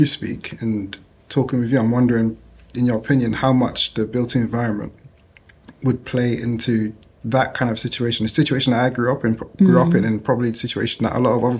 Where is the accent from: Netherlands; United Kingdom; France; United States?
United Kingdom; London; So I grew up here in Leytonstone in East London.